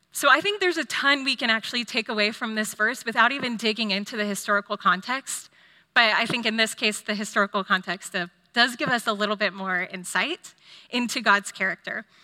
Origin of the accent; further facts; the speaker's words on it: Austin, Texas, United States; also born or lived in California; I grew up here in Austin